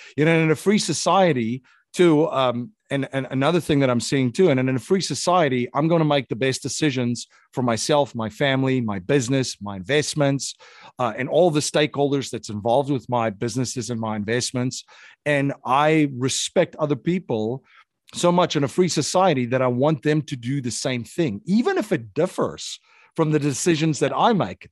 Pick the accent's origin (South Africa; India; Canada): South Africa; moved away; growing up in an authoritarian country